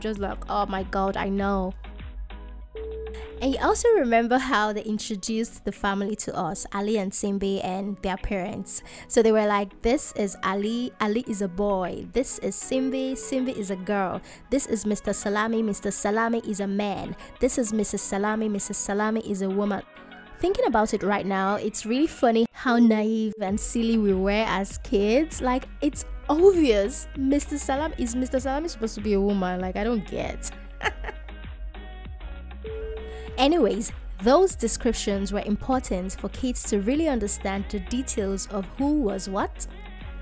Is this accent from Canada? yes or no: no; Nigeria; a Nigerian child who went to a public school